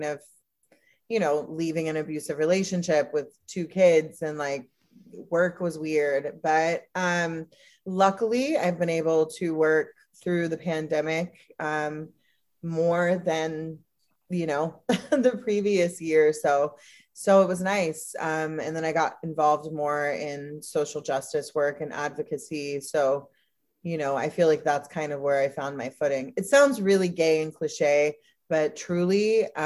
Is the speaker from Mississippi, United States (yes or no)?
yes; Mississippi, United States; I'm fucking trailer trash from Mississippi.